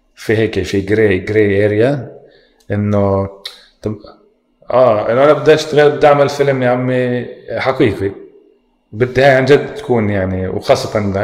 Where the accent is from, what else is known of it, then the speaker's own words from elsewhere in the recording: Palestine; عندنا بفلسطين